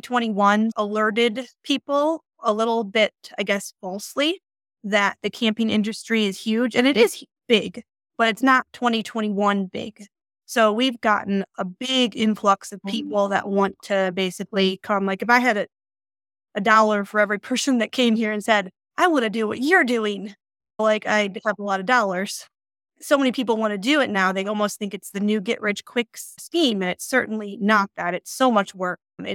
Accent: Illinois, United States; moved away as an adult; now in Colorado, United States; So we moved from Illinois, the flatlands, about 6 years ago

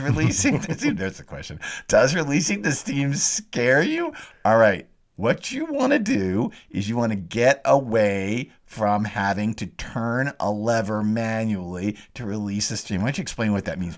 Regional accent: the South, United States; I grew up in the South

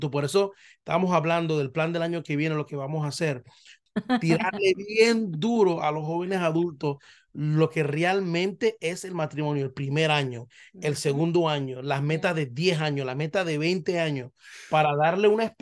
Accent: Panama; ella es puertorriqueña, yo soy panameño, vemos el mundo totalmente

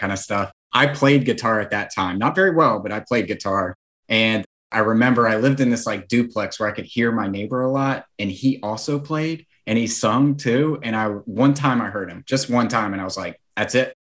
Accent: Nashville, Tennessee, United States; I'm from Nashville.

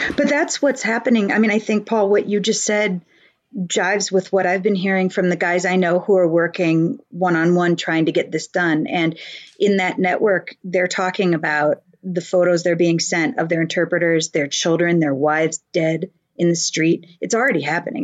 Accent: United States; We are blessed to be living in this nation

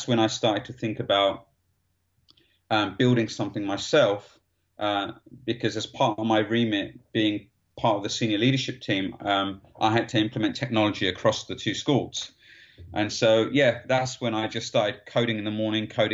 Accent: London, United Kingdom; I grew up in East London

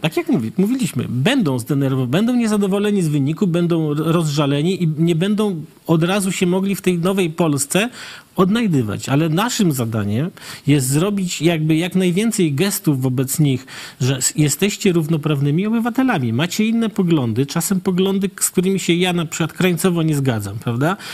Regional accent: Puławy, Lublin Voivodeship, Poland; ja jestem z Puław

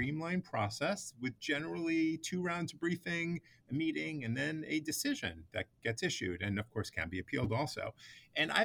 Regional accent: New York City, New York, United States; growing up in Brooklyn

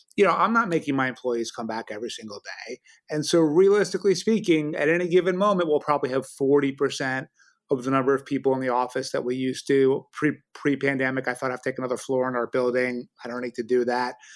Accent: New York City, New York, United States; I grew up in New York City in the seventies, Brooklyn turned really dangerous and my parents moved it to the suburbs

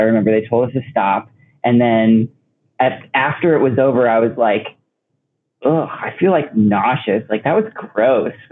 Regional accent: Oak Park, Illinois, United States; they stayed one place for high school, and that was Oak Park, Illinois. Um, and I was actually there from like elementary school to high school

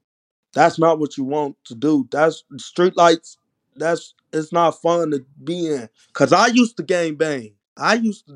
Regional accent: United States; I grew up in Uptown. Uptown is like not like a regular place, but it's like the hood, you feel me?

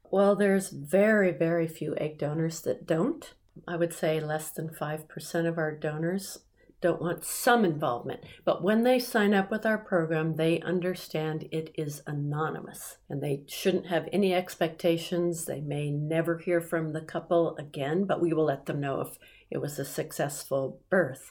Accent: United States; I'm an American

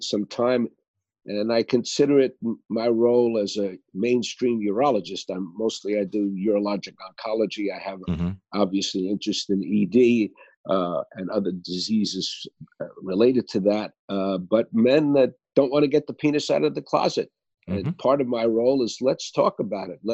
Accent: New York City, New York, United States; moved away; I might have gone to Princeton and Yale, but I was born in Brooklyn

